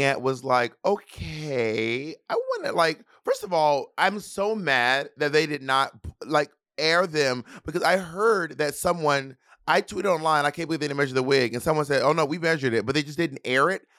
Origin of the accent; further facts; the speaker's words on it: the South, United States; I'm Southern